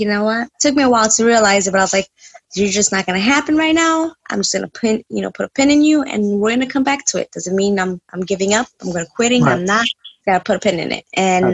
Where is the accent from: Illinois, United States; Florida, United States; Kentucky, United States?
Illinois, United States; Chicago; also born or lived in North Carolina; I was born and raised in Chicago and I lived in North Carolina for 3 years, three and a half years